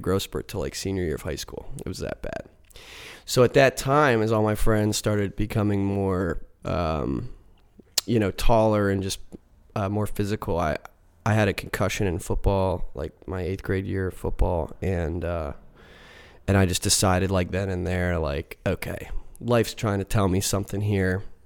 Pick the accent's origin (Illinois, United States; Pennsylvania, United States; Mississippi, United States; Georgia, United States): Pennsylvania, United States; Mechanicsburg; also born or lived in Savannah / Philadelphia; grew up in central Pennsylvania.